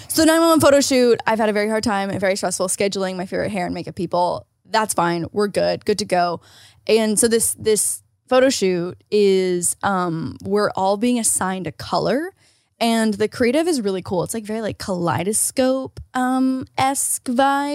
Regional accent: Canada; moved away; As a Canadian

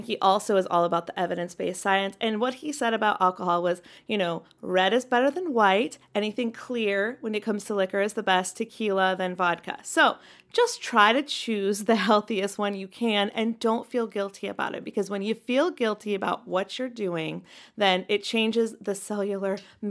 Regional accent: North Carolina, United States; We did this too, growing up in North Carolina.

